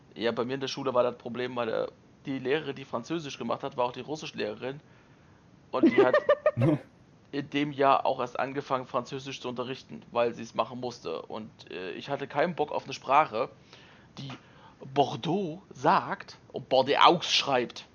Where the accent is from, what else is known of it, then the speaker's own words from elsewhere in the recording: Germany; jetzt kommst du da als Deutscher hin